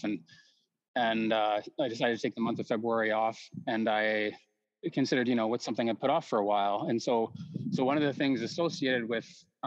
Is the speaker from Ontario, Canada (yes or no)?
no; Calgary, Alberta, Canada; I was born in Foothills Hospital in Calgary, 1979